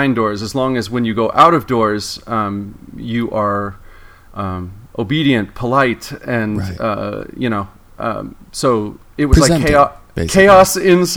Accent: Torrance, California, United States; I grew up in Torrance.

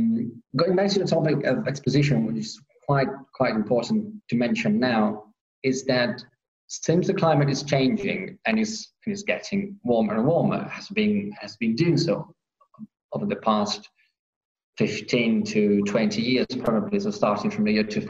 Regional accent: Piedmont, Italy; specifically we are from the Monferrato part of it. The name of this area is Alto Monferrato, is because we are on those hills, in that part of hills, slowly going towards the mountains, dividing us from Liguria and then the seaside.

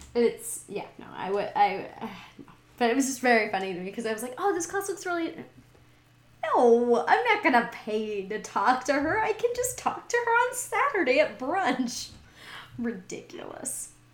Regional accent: Montana, United States; also born or lived in California / Texas; now in Seattle, United States; I'm from Montana. I live in Seattle.

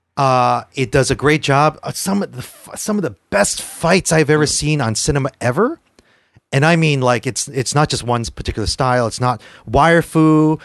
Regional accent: United States; I'm Asian American

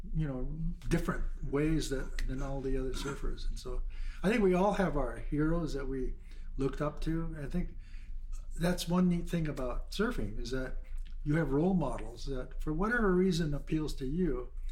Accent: Honolulu, Hawaii, United States; grew up in Waikiki Beach

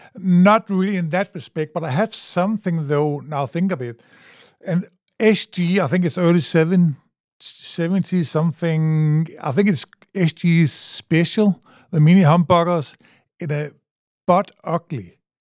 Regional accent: Grenaa, Central Denmark Region, Denmark; English is a second language; I'm from, uh, a little town in Denmark

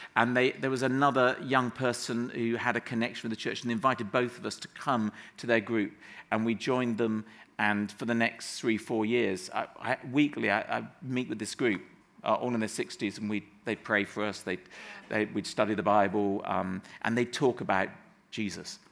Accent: Somerset, South West England, United Kingdom; moved away as an adult; grew up in the West Country so till I was 18 living in Somerset

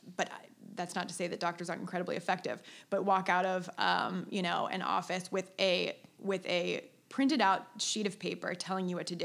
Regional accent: Cincinnati, Ohio, United States; moved away as an adult; also born or lived in Chicago; I'm from Cincinnati, Ohio

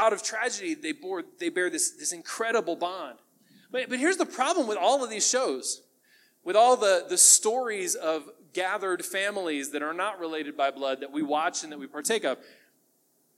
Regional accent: United States; We as American families

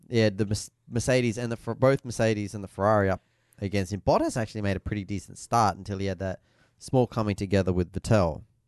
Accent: Australia; as an Australian

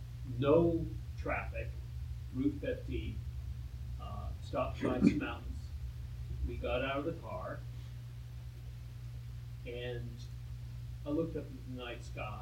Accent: D.C., District of Columbia, United States; I grew up near Washington, D.C., so I didn't know what the night sky could look like, moonless night sky.

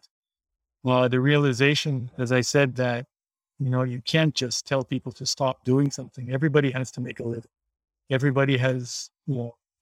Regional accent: Haiti; Being born and raised in Haiti

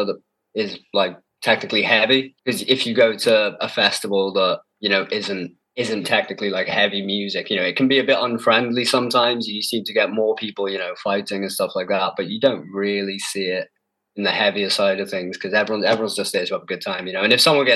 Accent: Wales, United Kingdom; now in Bristol, United Kingdom; I'm from Wales. I'm not from England, technically.

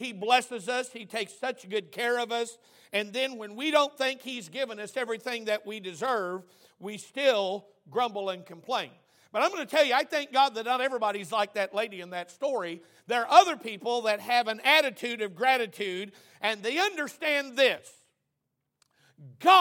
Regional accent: Oklahoma, United States; I'm from Oklahoma

